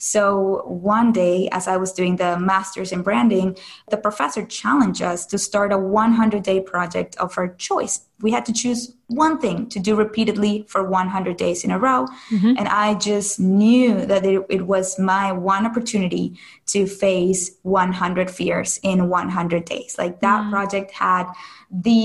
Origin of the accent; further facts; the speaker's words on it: Caracas, Capital District, Venezuela; moved away as an adult; now in United States; I am originally from Caracas, Venezuela, and I moved to the U.S. for college.